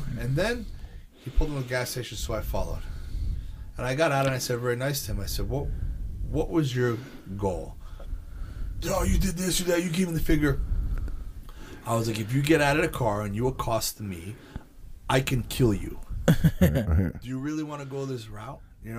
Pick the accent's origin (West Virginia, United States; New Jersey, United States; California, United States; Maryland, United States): New Jersey, United States; Bayville; I'm from Bayville